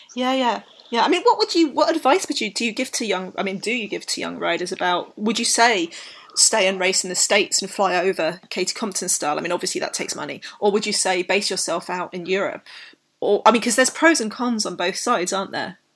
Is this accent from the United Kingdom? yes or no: yes; United Kingdom; I'm British